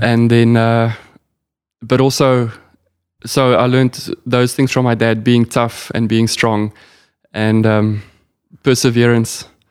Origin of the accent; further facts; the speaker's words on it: South Africa; being a South African